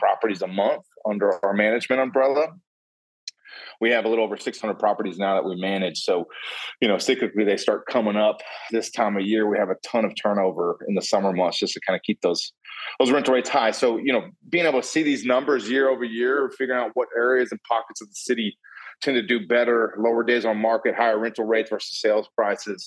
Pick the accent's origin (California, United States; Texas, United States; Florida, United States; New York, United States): Texas, United States; Austin; Born and raised in Austin